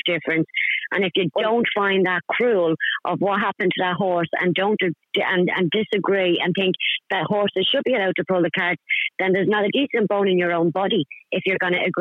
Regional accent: Dublin, Leinster, Ireland; moved away as an adult; now in Newcastle upon Tyne, United Kingdom; I'm from Dublin, I've lived over here for 9

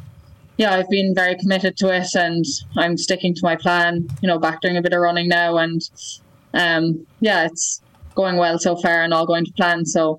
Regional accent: Ireland; that's hard as an Irish person to be promoting yourself and your own team

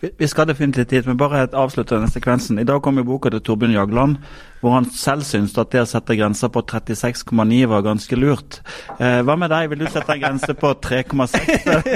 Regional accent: Sørlandet, Southern Norway, Norway; jeg kommer fra Sørlandet

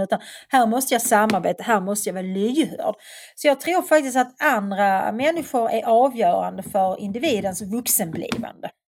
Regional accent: Svedala, Skåne, Sweden; moved away as an adult; flytta från Svedala där jag växte upp

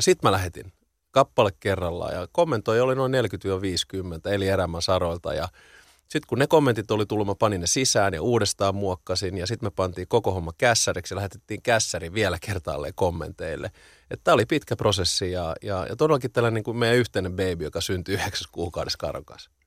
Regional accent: Helsinki, Uusimaa, Finland; mä oon ihan kaksikielinen, varttunut betoni kerrostalossa tuon Lövös Lehtisaaressa

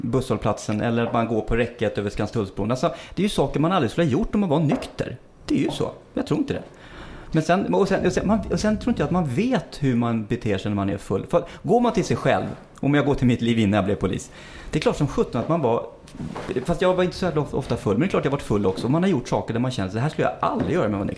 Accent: Stockholm, Stockholm County, Sweden; Jag är ändå uppväxt i innerstan i Stockholm och jag har varit ute väldigt mycket i svängen och allting.

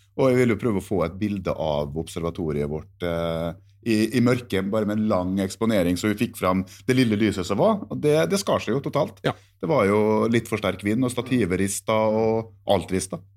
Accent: Norway; jeg som nordmann

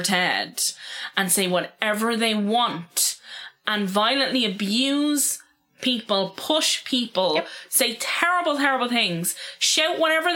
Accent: Ireland; We as Irish people

